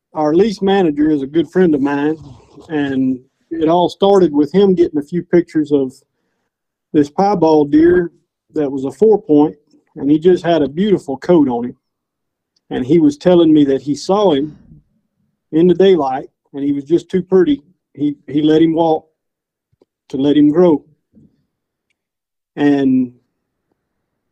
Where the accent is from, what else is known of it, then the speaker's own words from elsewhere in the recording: DeQuincy, Louisiana, United States; I'm from De Quincy, Louisiana